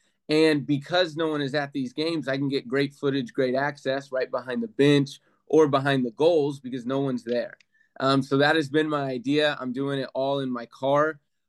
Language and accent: English; Oklahoma City, Oklahoma, United States; I'm originally from Oklahoma City, Oklahoma.